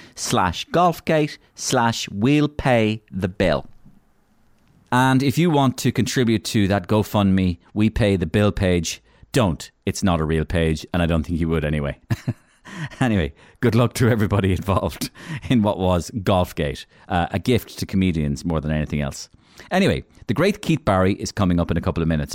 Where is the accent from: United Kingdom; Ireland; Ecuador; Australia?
Ireland; Waterford, Munster; we're both from Waterford, So we're both blatheads